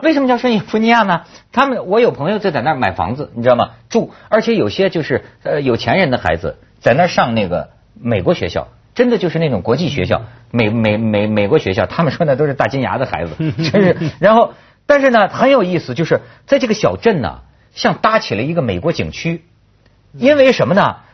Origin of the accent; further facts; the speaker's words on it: China; 我们中国人已经司空见惯了